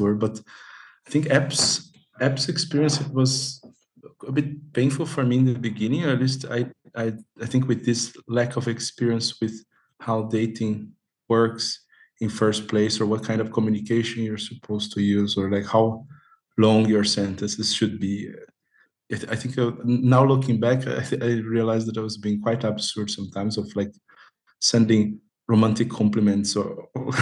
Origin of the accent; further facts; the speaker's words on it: Brazil; moved away as an adult; now in Amsterdam, Netherlands; the city where I grew up in Brazil